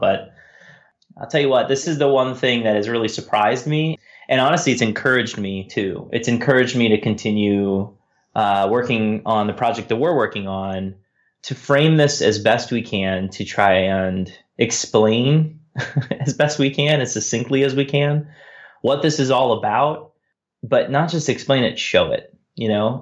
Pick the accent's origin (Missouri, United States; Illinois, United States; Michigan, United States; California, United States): California, United States; San Diego; moved away; I was born in San Diego. I've lived there many times, and, um, it'll always be a home away from home